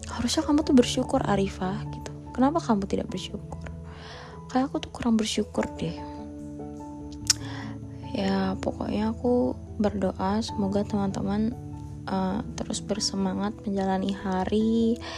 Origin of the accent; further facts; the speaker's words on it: Pontianak, West Kalimantan, Indonesia; aku lagi kangen banget guys sumpah kangen banget sama Pontianak kota asalku terutama aku lagi kangen berat sih sebenarnya sama ayah bunda